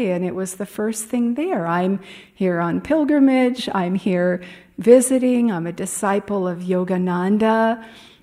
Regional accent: Los Angeles, California, United States; moved away as an adult; now in Ananda Village, United States; my mother's home where I grew up in Pacific Palisades

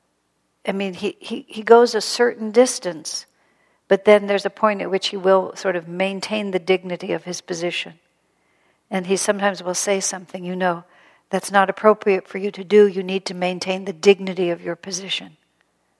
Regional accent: United States; also born or lived in El Paso, Texas; And I grew up in America.

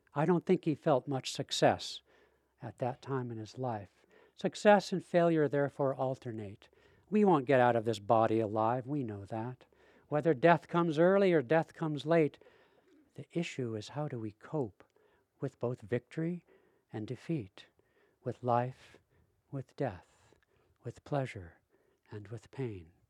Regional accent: Seattle, Washington, United States; I'm from Seattle

